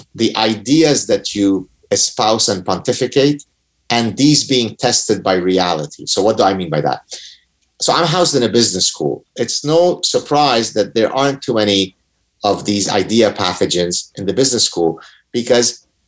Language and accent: English; Lebanon; moved away; we were one of the last remaining Jews in Lebanon